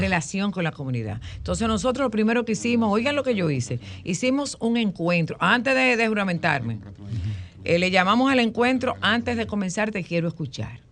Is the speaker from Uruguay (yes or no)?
no; Dominican Republic; moved away as an adult; now in Miami, United States; En mi pueblo, en Monte de las Aguas